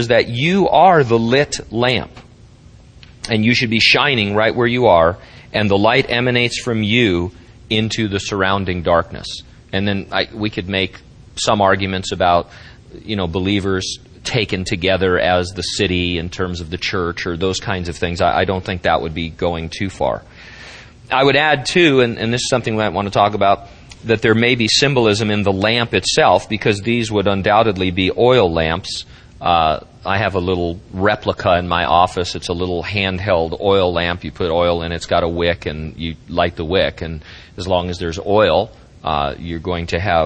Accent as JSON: {"language": "English", "region": "Central California", "country": "United States", "said": "as an American people or as a Central California people"}